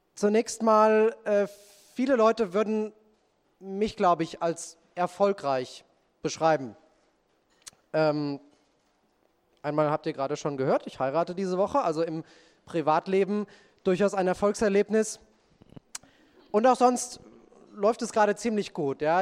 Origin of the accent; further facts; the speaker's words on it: Marburg, Hesse, Germany; Unsere Mutter ist dann mit uns äh, nach Marburg umgezogen